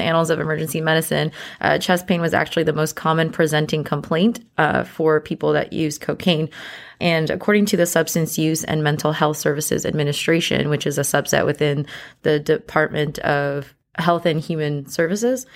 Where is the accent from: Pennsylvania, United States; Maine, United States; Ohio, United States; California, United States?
California, United States; San Jose; moved away as an adult; also born or lived in New Orleans; I'm originally from San Jose, California, and I did medical school in New Orleans